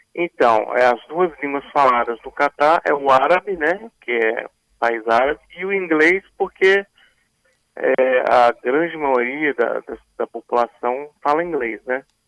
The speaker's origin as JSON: {"language": "Portuguese", "town": "Vitória", "region": "Espírito Santo", "country": "Brazil", "also_born_or_lived": "Dubai / Italy", "moved": "as an adult", "said": "eu voltei ao Brasil, voltei para Vitória"}